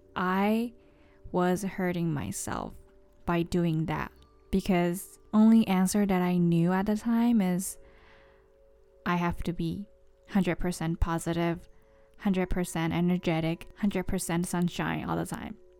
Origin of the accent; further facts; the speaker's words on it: Japan; English is a second language; moved away as an adult; also born or lived in San Diego; growing up in Japan for like approximately 22, no, 20 years